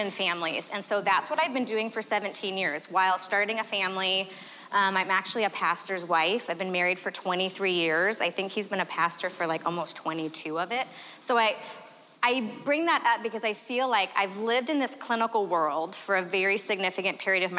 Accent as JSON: {"language": "English", "region": "Arizona", "country": "United States", "said": "I am from Arizona"}